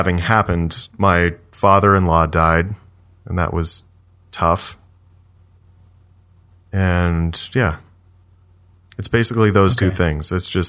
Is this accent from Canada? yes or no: yes; Canada; being a Canadian, because you talk to Canadians everywhere all the time.